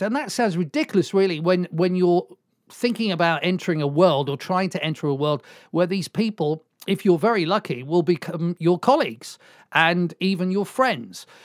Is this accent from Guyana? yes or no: no; Swansea, Wales, United Kingdom; moved away as an adult; I come from Swansea, and that's where we are